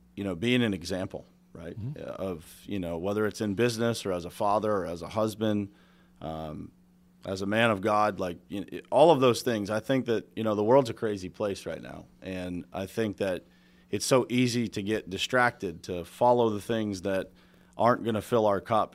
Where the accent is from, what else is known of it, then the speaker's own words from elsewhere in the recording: Pittsburgh, Pennsylvania, United States; my dad was a steel worker. Uh, I'm from Pittsburgh, Steel City